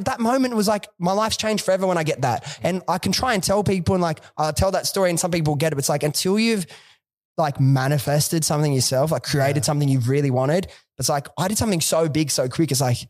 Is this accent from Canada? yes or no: no; Sydney, New South Wales, Australia; Dude, I was a kid from Western Sydney. Like I didn't have a lot of like nothing.